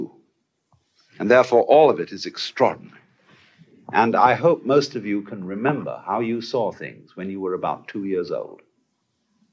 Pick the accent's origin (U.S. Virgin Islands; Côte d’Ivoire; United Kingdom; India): United Kingdom; Canterbury, South East England; When I was a boy, I was brought up in the Church of England. I went to school at King's School, Canterbury